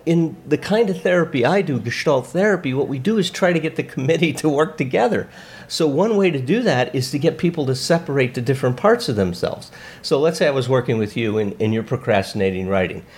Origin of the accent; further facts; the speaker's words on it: Chicago, Illinois, United States; now in Westlake Village, United States; I was grew up in Chicago